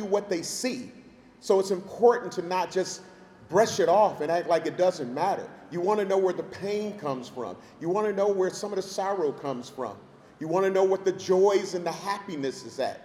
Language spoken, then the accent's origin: English; Milwaukee, Wisconsin, United States; Born and raised in Milwaukee